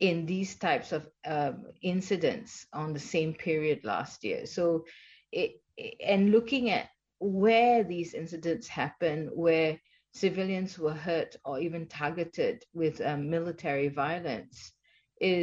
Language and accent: English; Malaysia; moved away; also born or lived in Sydney / Bangkok; I'm originally a Malaysian